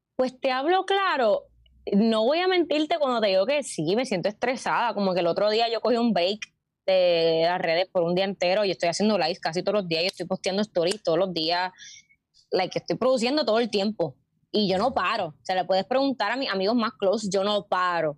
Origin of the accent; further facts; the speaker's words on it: Puerto Rico; moved away as an adult; me fui de Puerto Rico a estudiar teatro musical